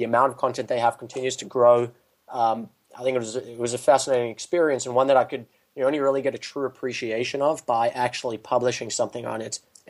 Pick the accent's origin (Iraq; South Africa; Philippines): South Africa; now in United States; So I've been removed from it for a couple of years, so it's very possible that it's evolved and changed since I was in close contact.